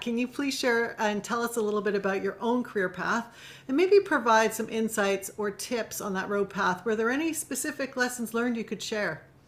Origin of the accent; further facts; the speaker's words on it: Canada; my own culture and growing up in Canada